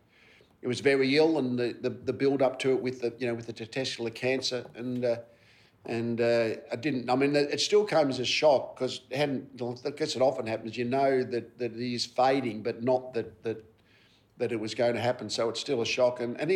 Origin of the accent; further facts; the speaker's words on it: Frankston, Victoria, Australia; moved away as an adult; also born or lived in Brisbane; I was born just outside Frankston, and I shifted about 15 k's in my first 45 years.